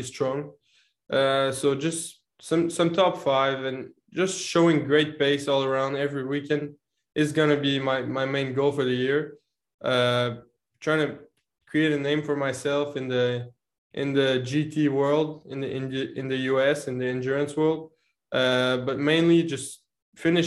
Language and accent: English; Canada; now in Montreal, Canada; being Canadian and living in Montreal with some snow there